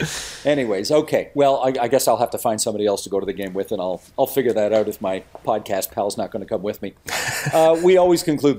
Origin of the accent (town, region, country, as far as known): Hamilton, Ontario, Canada; born or raised there